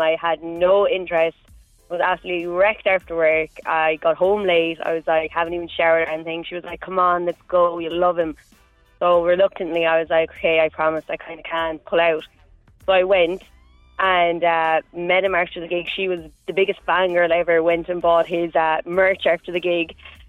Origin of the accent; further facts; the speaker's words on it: Limerick, Munster, Ireland; I'm from Limerick